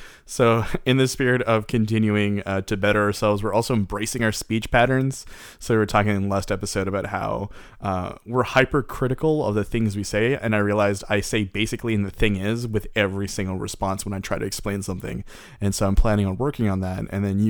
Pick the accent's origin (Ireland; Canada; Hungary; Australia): Canada; we're Canadian.